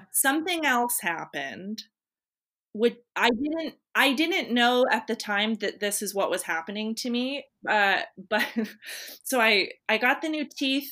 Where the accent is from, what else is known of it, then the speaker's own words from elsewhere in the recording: Santa Rosa, California, United States; Santa Rosa is my hometown